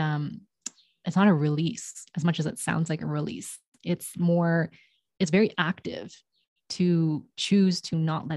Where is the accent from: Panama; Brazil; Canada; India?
Canada; Toronto, Ontario; first language English; moved away as an adult; also born or lived in New York / London; now in Mexico; I was born in Toronto